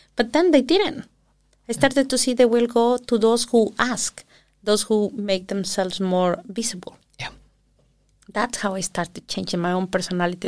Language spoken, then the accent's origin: English; southern Mexico, Mexico; now in Iceland; I was born in Mexico City, big city, and when I was six years old, uh, we moved back to the south of the country where my parents are from